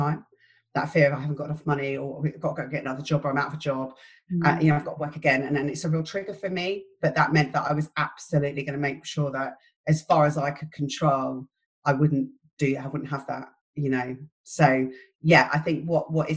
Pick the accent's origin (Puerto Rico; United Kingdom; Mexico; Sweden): United Kingdom; London; moved away as an adult; now in St Albans, United Kingdom; So I'm from London. I have an Irish family. It's a big family. I grew up in West London